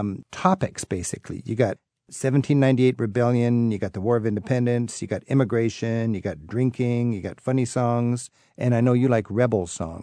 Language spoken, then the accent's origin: English; England, United Kingdom; I'm an Englishman, I would be a little uncomfortable